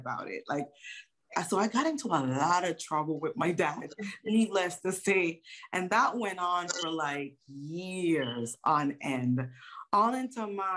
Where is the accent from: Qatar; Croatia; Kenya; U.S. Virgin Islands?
U.S. Virgin Islands; I was born in St. Croix, U.S. Virgin Islands